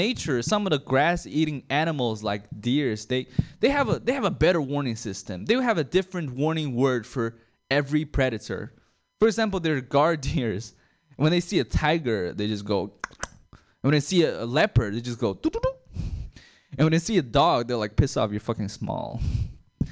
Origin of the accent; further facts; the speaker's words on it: China; now in Sacramento, United States; I'm a foreigner. I'm from China